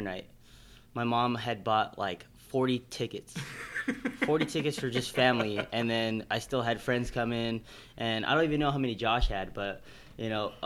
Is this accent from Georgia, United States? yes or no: no; Carson, California, United States; my hometown